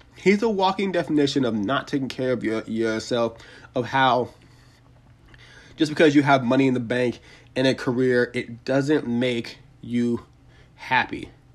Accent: Atlanta, Georgia, United States; here in my hometown of Atlanta, Georgia

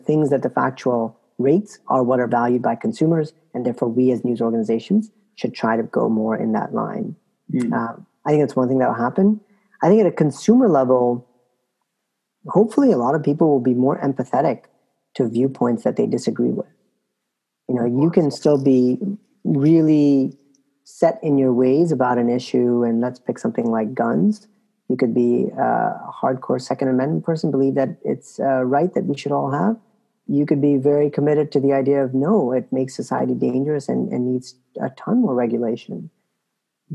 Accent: Canada; moved away; I'm originally Canadian

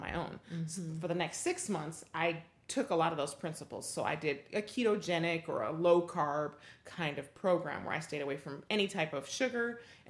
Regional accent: Denver, Colorado, United States; So I grew up in the Midwest

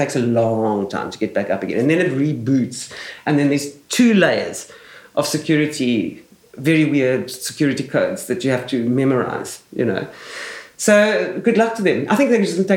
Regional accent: Pretoria, Gauteng, South Africa; also born or lived in England; I grew up in South Africa

